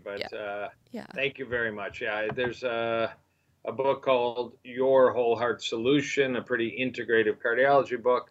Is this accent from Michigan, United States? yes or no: yes; Michigan, United States; moved away as an adult; also born or lived in Dallas, Texas / Kansas City; moved back to Michigan, my home state, and have been practicing here since 1990